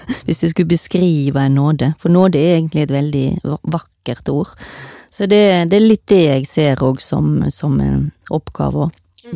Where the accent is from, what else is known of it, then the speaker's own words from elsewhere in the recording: Stord, Vestland, Norway; now in Oslo, Norway; jeg kommer fra Stord